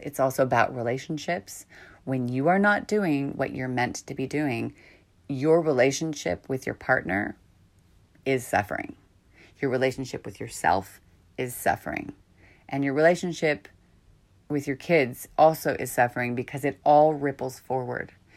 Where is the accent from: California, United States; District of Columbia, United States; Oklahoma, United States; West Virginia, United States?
California, United States; San Francisco; also born or lived in Marin County, California; I've lived here I grew up here. I was born in San Francisco, a very different energy to here up north